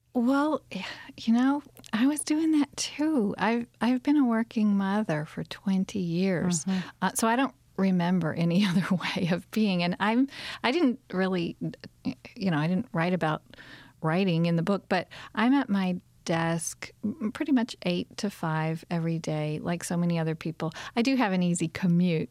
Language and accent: English; Kentucky, United States; also born or lived in Tucson, Arizona / southwestern Virginia; now in Virginia, United States; where I grew up in Kentucky